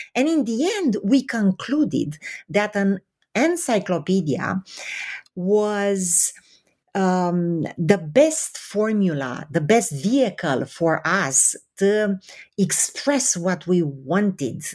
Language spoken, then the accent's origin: English; Romania; moved away; I was born in Romania under communism